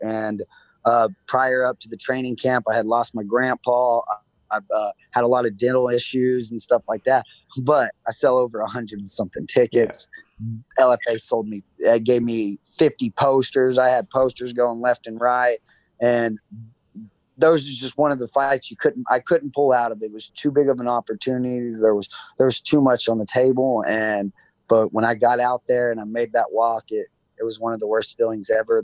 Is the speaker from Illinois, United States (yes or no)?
no; Oklahoma, United States; here in Oklahoma, m- medical marijuana is legal and Harvest Health and the Plug 91A are big dispensaries here in my hometown